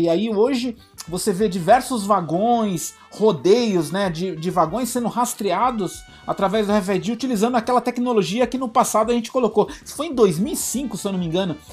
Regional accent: Brazil; nós, como brasileiros

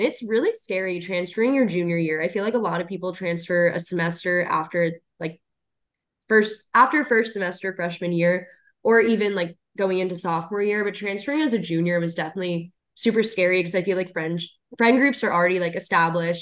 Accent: Atlanta, Georgia, United States; I grew up in the Atlanta area

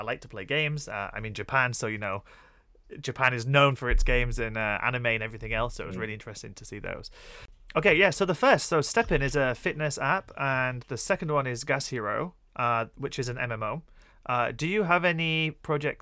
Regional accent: Yorkshire and the Humber, United Kingdom; accent: Yorkshire; my Yorkshire accent comes out

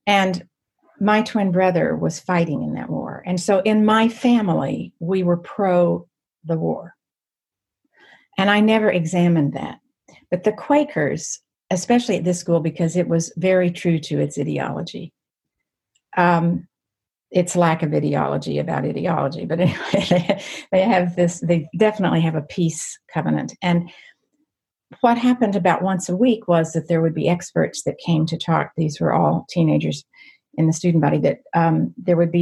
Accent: New Mexico, United States; end up in New Mexico in my hometown

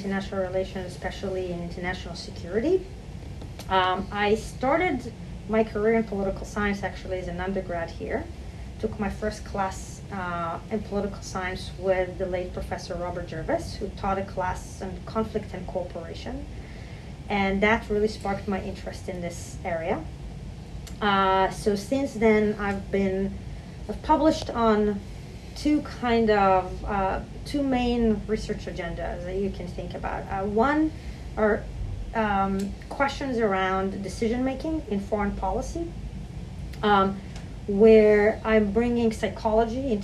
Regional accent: Israel; moved away as an adult; now in New York, United States; I grew up in Israel

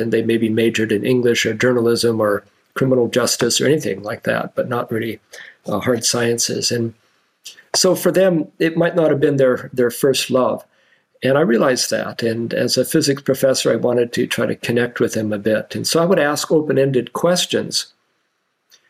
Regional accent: Washington, United States; moved away as an adult; now in Indiana, United States; When I grew up in Washington State

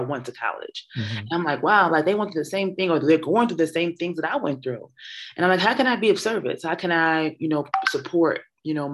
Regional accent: Philadelphia, Pennsylvania, United States; also born or lived in New York; I'm from North Philadelphia. And so I graduated from high school at Kappa

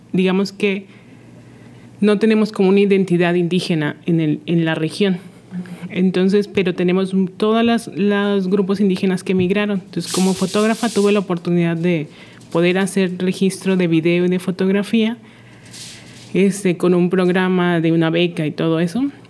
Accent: Monterrey, Nuevo León, Mexico; moved away as an adult; now in Mérida, Mexico; yo soy de Monterrey y al mudarme a una ciudad totalmente diferente

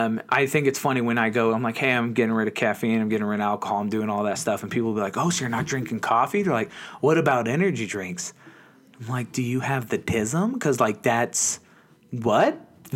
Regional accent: United States; I'm an American

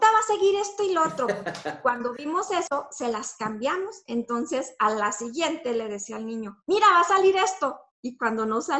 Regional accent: Torreón, Coahuila, Mexico; yo vengo de Torreón, tengo una compañía, así, así, esto y lo otro, y pues les dejo mis datos, sí.

